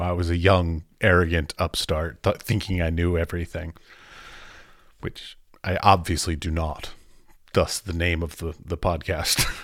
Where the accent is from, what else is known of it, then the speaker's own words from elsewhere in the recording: United States; moved away; I'm an American